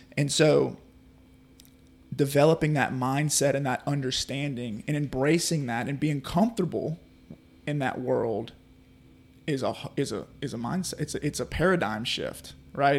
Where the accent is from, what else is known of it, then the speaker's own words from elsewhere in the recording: Carriere, Mississippi, United States; also born or lived in New Orleans, Louisiana; I was born in New Orleans, Louisiana, and, uh, we moved here. My, my mom and dad moved me here in two thousand. We moved to Carrier